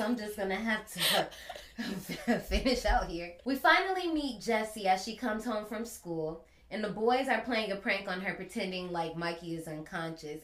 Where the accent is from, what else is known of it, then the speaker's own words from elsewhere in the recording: Gary, Indiana, United States; I grew up in Gary, Indiana, and we didn't really have a lot of funding